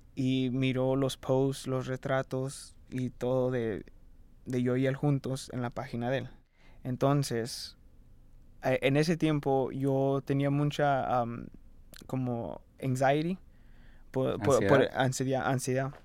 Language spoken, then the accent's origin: Spanish; Fort Myers, Florida, United States; nací en Fort Myers, ah, de padres mexicanos